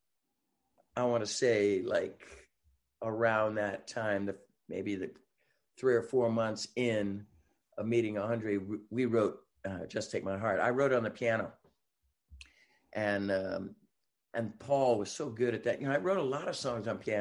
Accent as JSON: {"language": "English", "area": "Marin County", "region": "California", "country": "United States", "tie": "born or raised there", "said": "my hometown, like Marin County"}